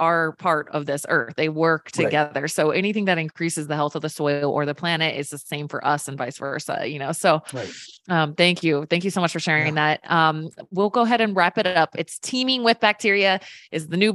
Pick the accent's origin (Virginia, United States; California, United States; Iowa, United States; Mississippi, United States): Virginia, United States; I grew up in Virginia